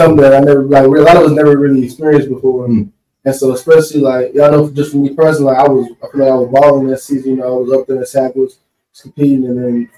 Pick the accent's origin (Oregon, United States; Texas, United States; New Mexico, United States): Texas, United States; Wallis; also born or lived in Louisiana; I'm from Wallace, Texas. It's a small town right outside of Houston.